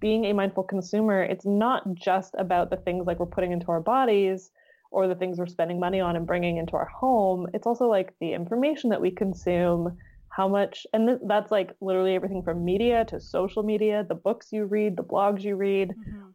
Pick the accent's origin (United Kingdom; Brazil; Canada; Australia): Canada; being in Canadian